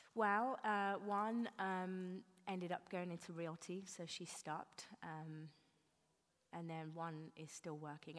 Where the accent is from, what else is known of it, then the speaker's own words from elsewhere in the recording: England, United Kingdom; now in New York, United States; being English